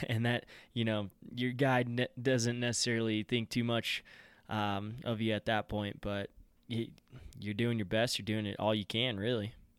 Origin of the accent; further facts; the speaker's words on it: Front Range of Colorado, United States; also born or lived in Gunnison, Colorado; I grew up on the Front Range of Colorado